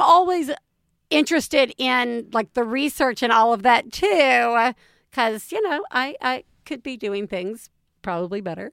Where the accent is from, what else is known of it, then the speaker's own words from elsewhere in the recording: the South, United States; I grew up in the South